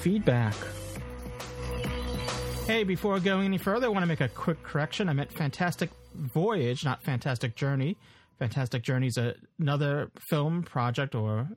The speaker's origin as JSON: {"language": "English", "region": "New York", "country": "United States", "tie": "born or raised there", "said": "So it's good to have it in our hometown. Well, my hometown, at least. In my backyard, at least"}